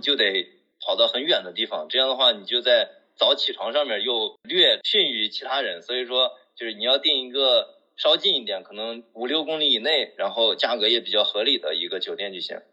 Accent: northern China, China; now in Chengdu, China; 因为我是北方人，说实话在北方见的比较多

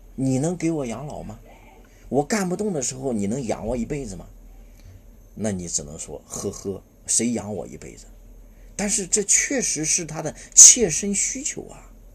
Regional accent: China; 我们中国人啊，是先天没有安全感的一个民族

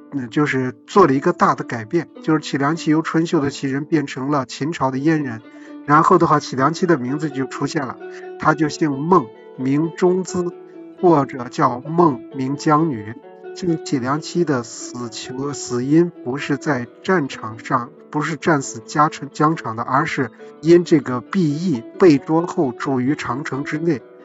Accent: Tongchuan, Shaanxi, China; 其实这就是我们家门口儿

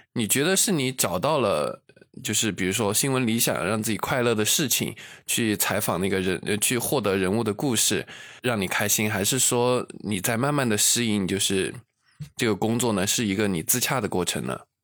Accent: Luzhou, Sichuan, China; 在泸州，就在我的老家那种城市

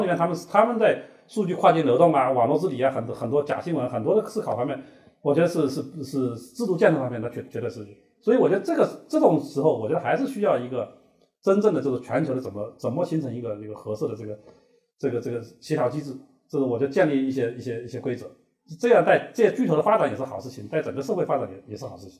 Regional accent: China; 我们中国人

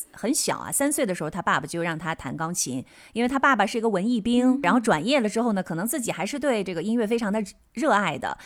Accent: China; moved away as an adult; also born or lived in United States; now in Japan; 前几年我在国内生活的时候

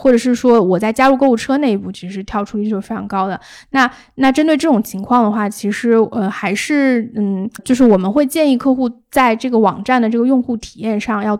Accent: China; 对，然后但是我们就是中国人，肯定就是你

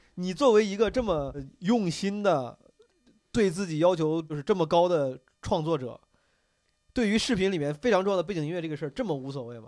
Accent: Zhengzhou, Henan, China; 我家订了好几份报纸，什么大和报、郑州晚报啥的

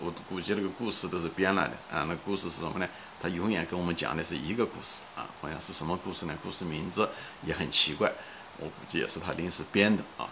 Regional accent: China; moved away as an adult; now in United States; 毕竟离中国已，毕竟离开了几十年啊，也没有机会太多地说中文

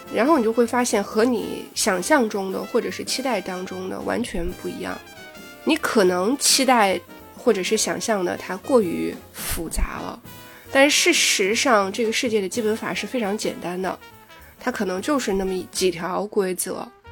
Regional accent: China; 我们中国人

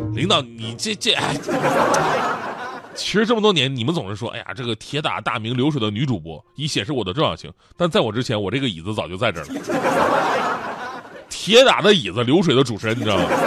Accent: Changchun, Jilin, China; moved away; 我们老家长春的问过，就我以前呢，在长春那个人民广场附近住，旁边有一个大庙，大庙很有名，叫做博若寺

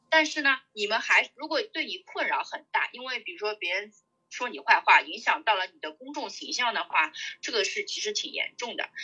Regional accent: China; now in United States; 我们中国人嘛，在，呃，美国大公司

